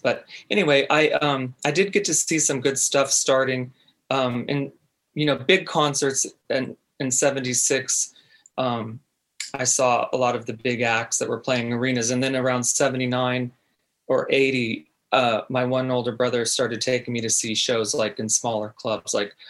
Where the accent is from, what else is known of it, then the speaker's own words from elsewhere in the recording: San Diego, California, United States; also born or lived in Newport Beach; Well, I grew up in Southern California. I lived part of my childhood in Orange County, Newport Beach, and then we moved to San Diego for the rest of my childhood.